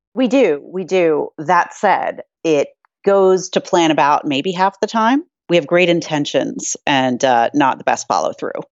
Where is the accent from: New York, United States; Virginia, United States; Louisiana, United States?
New York, United States; New York City; being a New Yorker